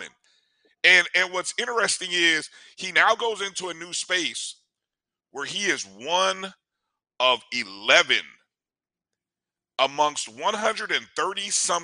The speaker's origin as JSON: {"language": "English", "region": "Indiana", "country": "United States", "tie": "born or raised there", "said": "I grew up in Indiana"}